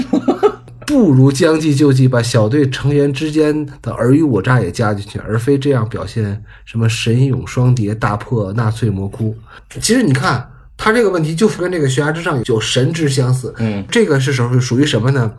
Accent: China; 我们中国人

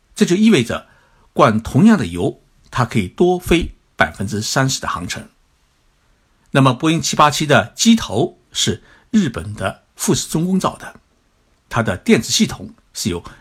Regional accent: China; 我觉得我们中国人完全可以把企业管好

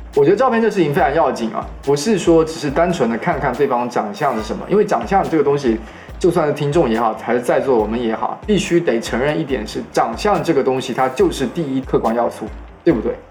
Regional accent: Changle, Fujian, China; now in Hangzhou, China; 跟我一样来自长乐的

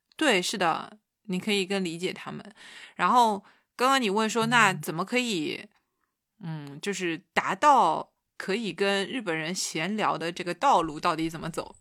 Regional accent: China; 我是一个中国姑娘

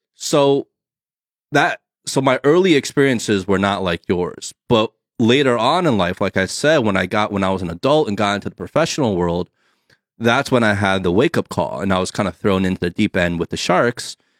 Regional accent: New Jersey, United States; moved away; also born or lived in California; me growing up on the East Coast in New Jersey

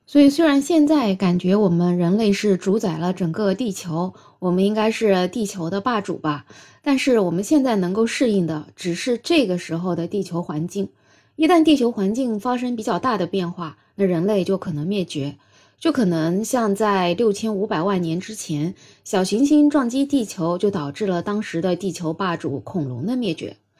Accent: China; 我们中国人

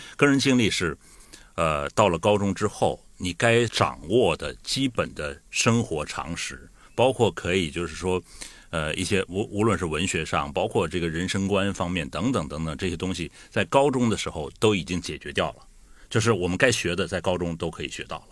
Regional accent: Liaoning, China; now in Guangdong, China; 我也是辽宁人

